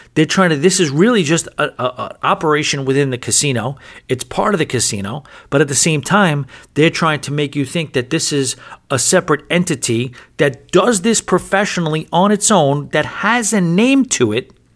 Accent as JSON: {"language": "English", "region": "New York", "country": "United States", "moved": "yes", "lives_now": "Atlantic City, United States", "said": "I'm from New York"}